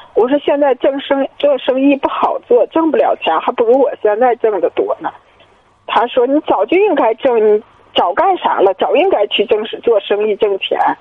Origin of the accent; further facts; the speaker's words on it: Hohhot, Inner Mongolia, China; 我是呼和浩特的